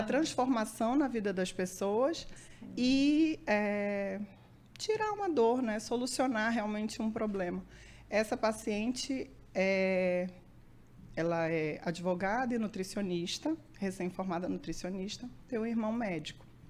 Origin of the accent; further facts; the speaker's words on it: Manaus, Amazonas, Brazil; Eu nasci em Manaus